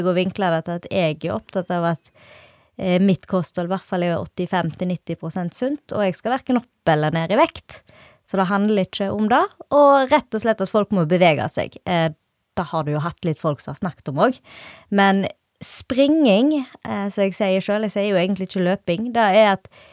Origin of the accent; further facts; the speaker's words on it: Norway; jeg er oppvokst på Valvatna